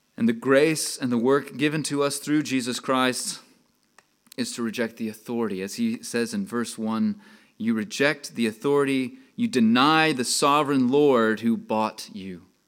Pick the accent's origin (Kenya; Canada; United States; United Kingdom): United States; Texas; accent: Texas; moved away; I'm from Texas. If you couldn't tell, I can talk more of a Texas accent